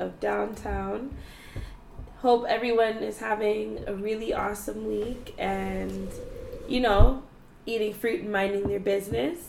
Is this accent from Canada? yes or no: yes; Canada